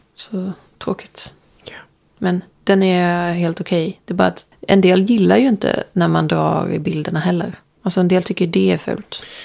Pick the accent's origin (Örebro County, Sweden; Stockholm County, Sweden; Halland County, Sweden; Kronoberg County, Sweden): Kronoberg County, Sweden; Ljungby; eftersom jag är från Ljungby